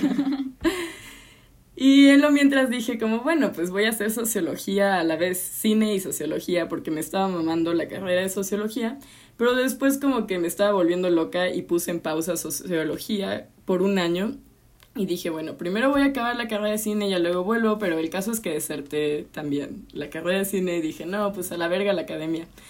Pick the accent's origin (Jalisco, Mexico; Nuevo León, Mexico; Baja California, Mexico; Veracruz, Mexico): Veracruz, Mexico; moved away as an adult; now in Mexico City, Mexico; Soy jarocha, llevo como que son cuatro años en la ciudad